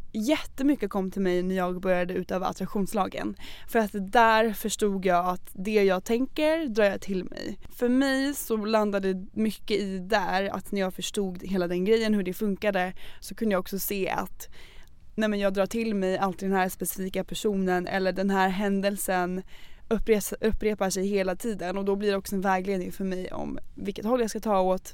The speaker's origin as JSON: {"language": "Swedish", "town": "Norrköping", "region": "Östergötland", "country": "Sweden", "moved": "yes", "said": "var jag hemma i Norrköping och hälsade på min familj"}